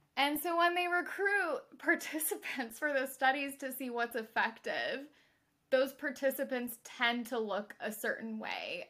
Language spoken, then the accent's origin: English; Mississippi, United States; I'm from Mississippi